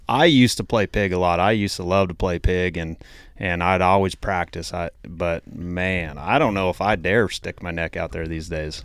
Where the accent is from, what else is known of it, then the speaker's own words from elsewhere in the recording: Idaho, United States; I'm from Idaho